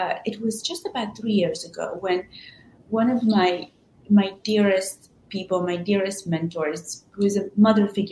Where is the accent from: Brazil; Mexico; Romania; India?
Romania; Transylvania; moved away as an adult; now in United States; I was born in Transylvania in Romania, and I was raised by my grandparents. And when my grandparents passed away, I ended up moving to the States for university in 2001